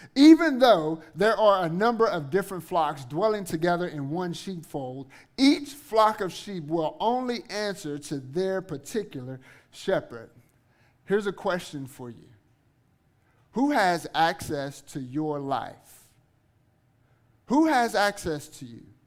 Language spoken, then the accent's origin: English; Eunice, Louisiana, United States; also born or lived in Guthrie, Oklahoma / Kansas; now in Oklahoma City, United States; I am originally from Southwest Louisiana, uh, a little town called Eunice.